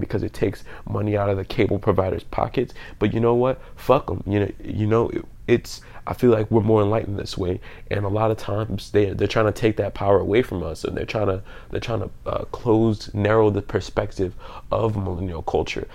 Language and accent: English; New Orleans, Louisiana, United States; I'm from New Orleans, Louisiana